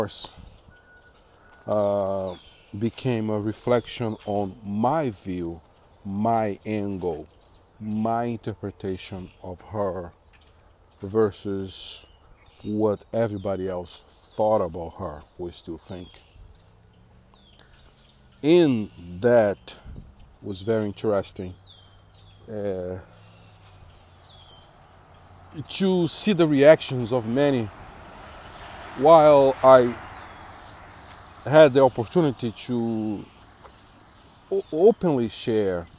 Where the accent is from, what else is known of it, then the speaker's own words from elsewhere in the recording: Brazil; moved away; born and raised in Brazil